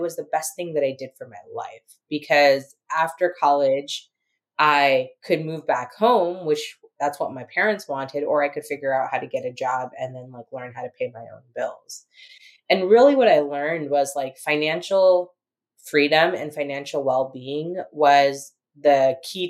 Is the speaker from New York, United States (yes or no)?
no; San Diego, California, United States; also born or lived in San Francisco; I was born and raised in America